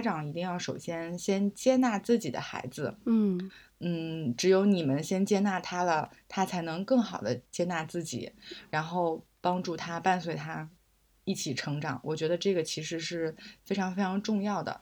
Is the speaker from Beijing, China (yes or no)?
yes; Beijing, China; also born or lived in Nanjing, Jiangsu; 我是小学的时候从南京转到北京来的